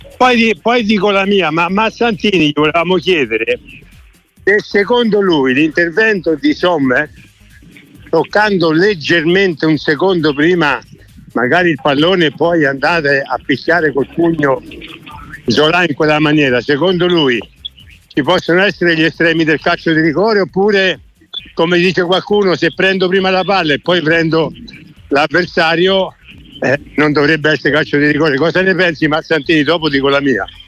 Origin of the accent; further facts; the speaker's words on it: Subiaco, Lazio, Italy; mi fecero cittadini illustri al mio paese a Subiaco e, e c'era tutta Subiaco che in quel momento mi stava festeggiando perché era uno di loro